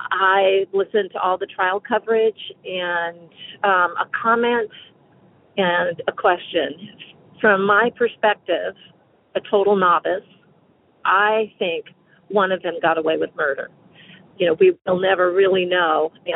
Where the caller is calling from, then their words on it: North Carolina, United States; I'm calling from North Carolina.